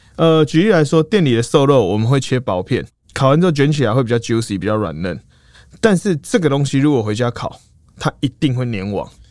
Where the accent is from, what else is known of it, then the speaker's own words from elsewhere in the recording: Taiwan; 我们都台湾人，可能是，我是台中人